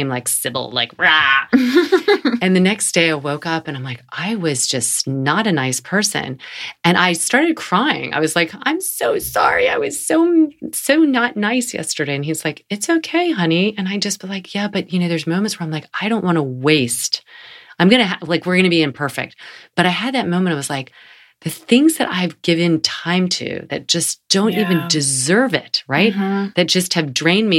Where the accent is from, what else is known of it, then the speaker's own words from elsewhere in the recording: North Carolina, United States; I'm from North Carolina